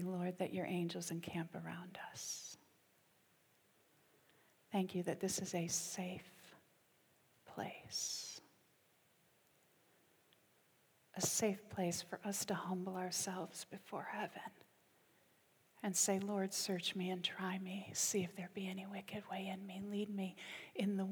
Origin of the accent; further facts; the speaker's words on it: United States; now in United Kingdom; I'm half American, half British. I'm an Ameri-Brit